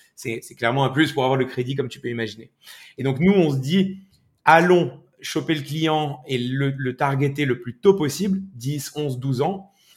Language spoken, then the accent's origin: French; Morocco; moved away as an adult; now in France; moi, j'ai grandi au Maroc